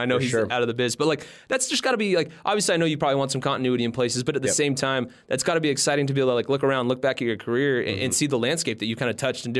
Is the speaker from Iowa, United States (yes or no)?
no; California, United States; And like, I'm originally from California.